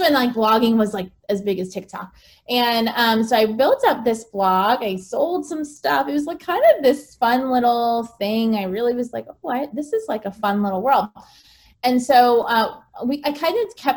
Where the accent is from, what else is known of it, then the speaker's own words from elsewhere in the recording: United States; moved away as an adult; also born or lived in Bangkok; as an American